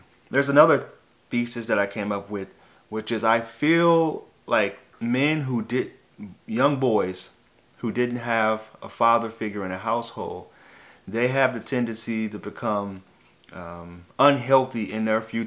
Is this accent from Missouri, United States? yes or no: yes; St. Louis, Missouri, United States; I grew up in St. Louis, Missouri